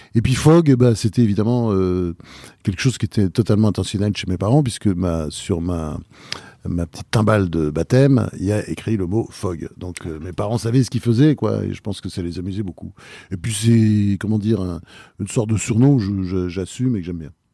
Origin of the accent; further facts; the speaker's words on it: Normandy, France; also born or lived in Delaware, United States / Rouen; j'ai été élevé en Normandie.